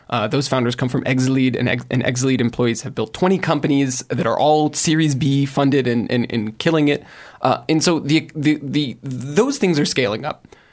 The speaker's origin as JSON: {"language": "English", "country": "United States", "moved": "yes", "lives_now": "Paris, France", "said": "I'm from America"}